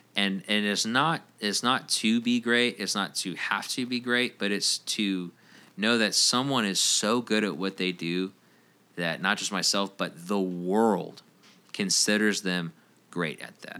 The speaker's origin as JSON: {"language": "English", "town": "Roswell", "region": "Georgia", "country": "United States", "tie": "born or raised there", "said": "I grew up in Roswell, downtown Roswell area"}